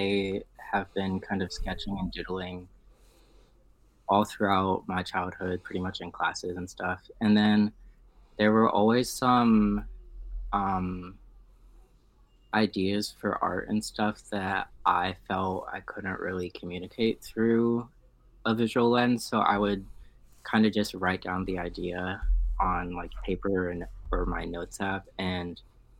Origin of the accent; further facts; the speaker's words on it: Cincinnati, Ohio, United States; also born or lived in Toledo, Ohio; I was raised in Cincinnati